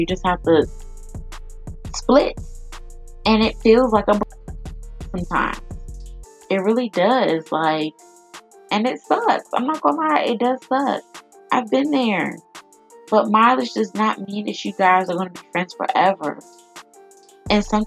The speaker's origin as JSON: {"language": "English", "town": "Chesapeake", "region": "Virginia", "country": "United States", "said": "I'm from Chesapeake"}